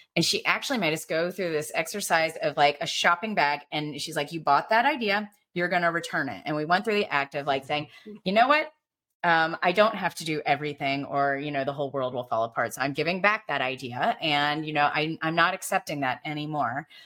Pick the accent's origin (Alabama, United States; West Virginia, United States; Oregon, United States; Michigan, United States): Alabama, United States; growing up in Alabama